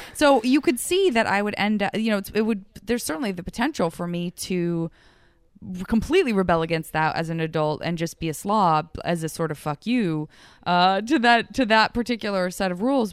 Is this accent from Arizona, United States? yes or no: yes; Arizona, United States; moved away; growing up in Arizona